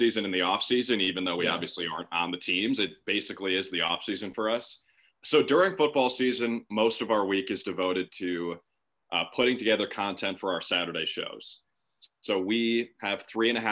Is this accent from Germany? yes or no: no; Minnesota, United States; moved away as an adult; now in Birmingham, United States; I'm from Minnesota